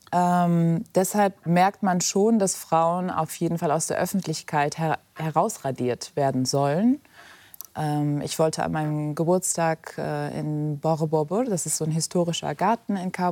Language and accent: German; Germany; wobei ich natürlich zwei Heimaten habe, Deutschland, wo ich aufgewachsen bin, und Afghanistan, meine kulturelle Heimat.